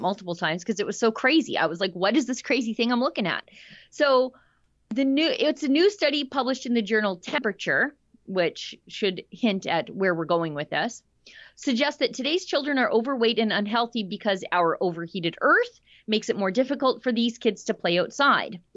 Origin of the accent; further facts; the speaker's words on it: Alberta, Canada; I'm Canadian, but also I'm Albertan.